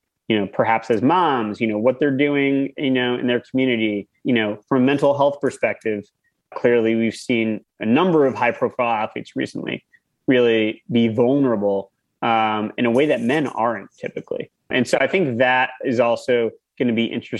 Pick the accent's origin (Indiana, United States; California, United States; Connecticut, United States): Connecticut, United States; now in Westchester, United States; I grew up in Connecticut.